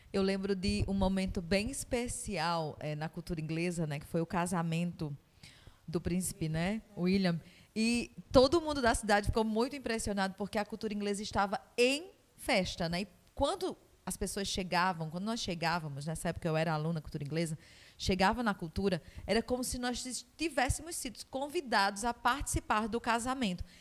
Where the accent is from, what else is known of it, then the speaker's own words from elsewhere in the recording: Northeast Region, Brazil; Enquanto nordestinos